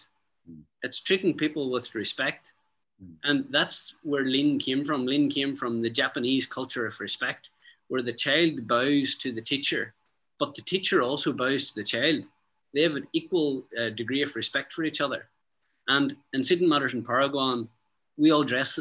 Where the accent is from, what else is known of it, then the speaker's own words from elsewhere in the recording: County Derry, Northern Ireland, United Kingdom; We're country people from rural County Derry